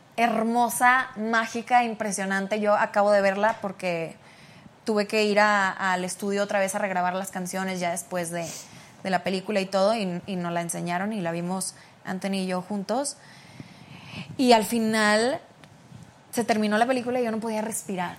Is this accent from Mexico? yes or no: yes; Mexico; moved away as an adult; now in United States; estando aquí en México, porque pues soy una mexicana entre mexicanos